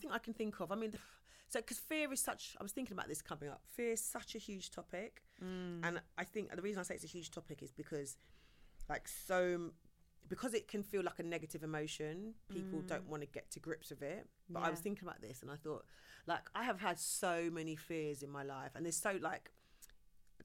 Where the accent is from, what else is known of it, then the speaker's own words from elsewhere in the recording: England, United Kingdom; I'm an ethnic minority growing up in England